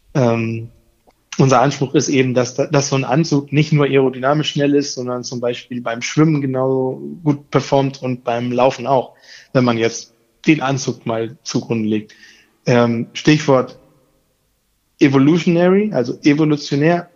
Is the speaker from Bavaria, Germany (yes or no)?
no; Hamburg, Germany; also born or lived in Koblenz; Ich bin in Hamburg geboren und äh, in der Gegend immer aufgewachsen